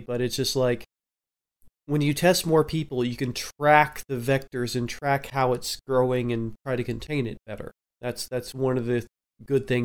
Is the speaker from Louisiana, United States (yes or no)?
no; Oklahoma, United States; moved away; I'm originally from Oklahoma